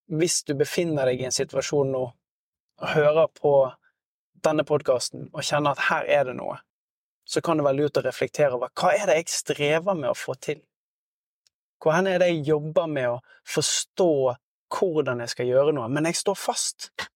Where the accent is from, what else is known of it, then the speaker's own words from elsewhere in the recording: Norway; vi er veldig selvstendige som, som nordmenn